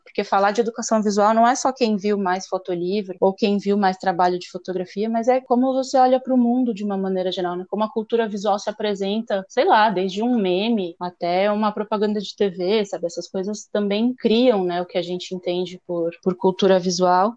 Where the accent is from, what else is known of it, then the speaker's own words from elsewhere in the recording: São Paulo, Brazil; eu sou de São Paulo